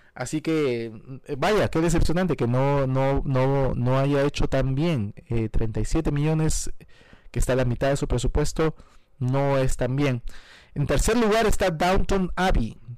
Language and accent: Spanish; Peru; moved away as an adult; also born or lived in Virginia / Miami; now in United States; Yo soy peruano de nacimiento, nací en el Perú eh, y viví en el Perú hasta los 19 años.